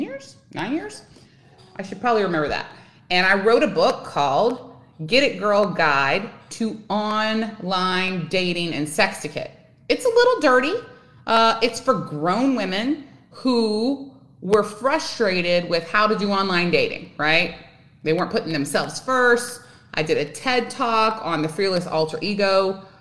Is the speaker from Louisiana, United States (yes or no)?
yes; Louisiana, United States; now in Texas, United States; I live in Texas. I'm originally from Louisiana.